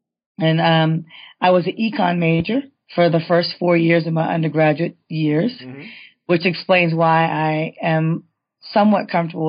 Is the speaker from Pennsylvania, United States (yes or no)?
no; Davis, California, United States; moved away as an adult; also born or lived in Michigan; now in Austin, United States; I grew up in Davis, California, which is outside of Sacramento, mm-hmm. small university town. Very small African-American population. My high school graduation class had 365 students. 10 of us were African-American.